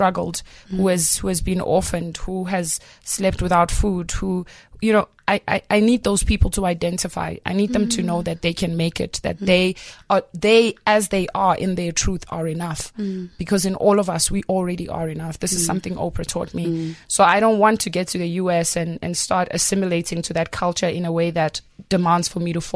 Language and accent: English; Johannesburg, Gauteng, South Africa; I grew up in Johannesburg South